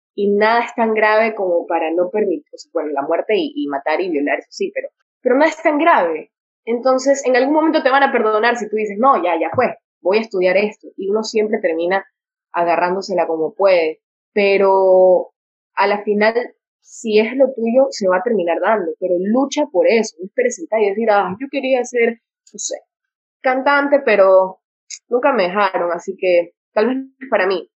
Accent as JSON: {"language": "Spanish", "town": "Santa Ana", "region": "Manabí", "country": "Ecuador", "said": "yo soy de Santa Ana de Manaví, entonces como que pueblo chico, infierno grande"}